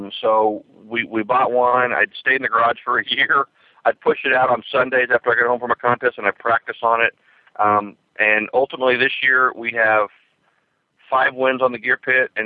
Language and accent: English; Kansas City, Missouri, United States; my hometown, Kansas City